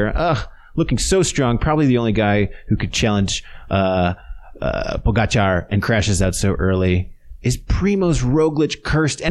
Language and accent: English; United States; as American sports fans